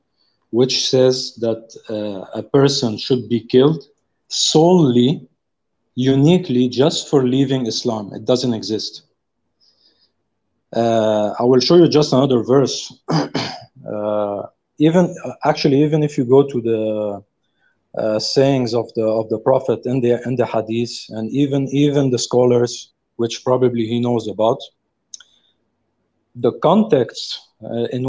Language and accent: English; South Africa; I'm calling from very far. I'm from South Africa